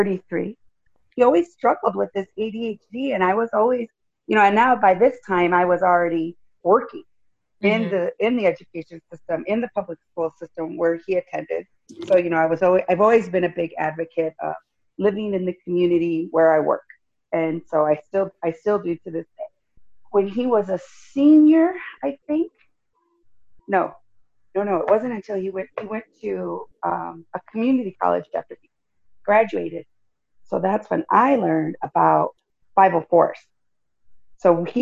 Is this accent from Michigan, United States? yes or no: yes; Jackson, Michigan, United States; now in Los Angeles, United States; I was born in Michigan, Jackson, Michigan